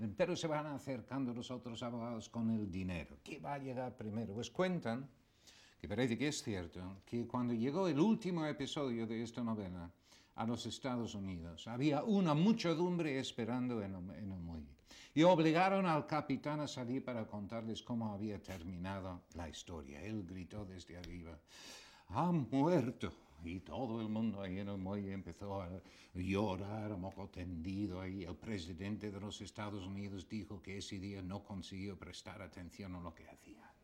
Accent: England, United Kingdom; now in Spain; inglés, que ya no lo soy, ya soy español

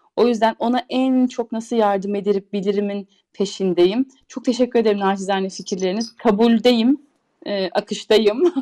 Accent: Turkey; moved away as an adult; now in Switzerland; Biz Türküz

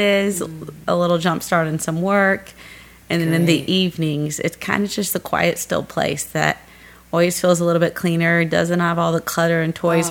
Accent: Gladstone, Missouri, United States; moved away; growing up, I was in a suburb, Gladstone

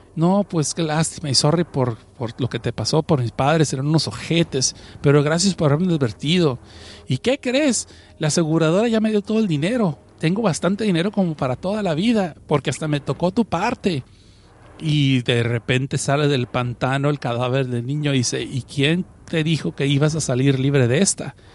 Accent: Mexicali, Baja California, Mexico; now in Los Angeles, United States; Yo no soy chilango, yo estoy en Los Ángeles y mm, crecí en la frontera en Mexicali

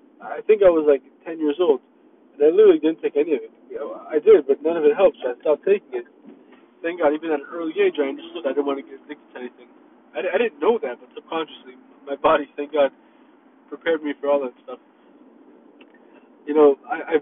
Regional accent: Miami, Florida, United States; also born or lived in Myrtle Beach, South Carolina / Israel (family); I'm from Miami. I was born in South Carolina, Myrtle Beach. Family's from Israel.

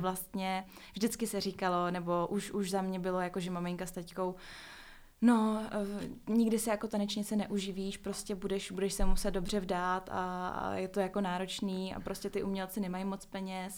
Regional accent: Prague, Czechia; jsem z Prahy

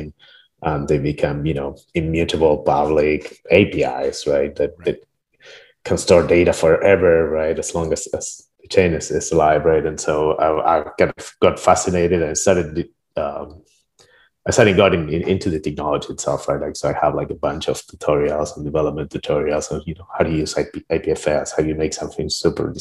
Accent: Argentina; moved away; I'm originally from Argentina, right? And my mom was computer scientist

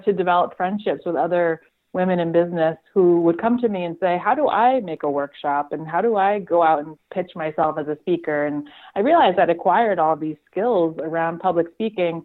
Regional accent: South Hadley, Massachusetts, United States; I grew up in Western Massachusetts, a little town called South Hadley, and went to college right down the street at UMass Amherst and kind of stayed local

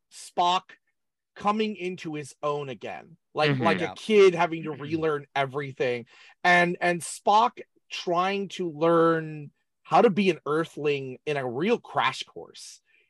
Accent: San Jose, California, United States; I grew up in San Jose in the 1980s.

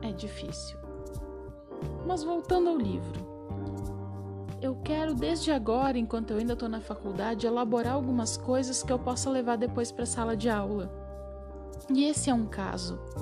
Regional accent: Rio Grande do Sul, Brazil; eu sou do Rio Grande do Sul.

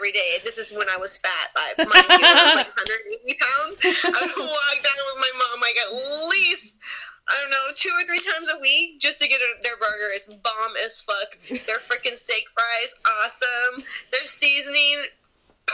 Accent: Bay Area, California, United States; I'm from the Bay Area

